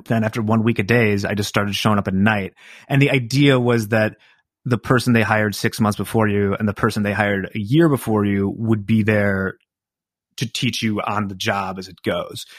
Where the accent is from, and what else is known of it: River Forest, Illinois, United States; born or raised there; also born or lived in Chicago, Illinois